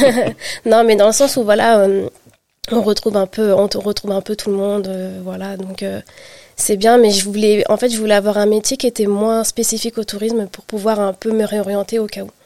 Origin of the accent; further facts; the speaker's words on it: France; also born or lived in Île-de-France / Brittany; j'ai grandi en Île-de-France, puis en Bretagne, et je suis revenue, euh, en région parisienne